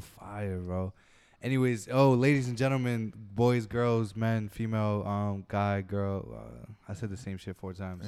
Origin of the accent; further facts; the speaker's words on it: Brentwood, New York, United States; we're from Brentwood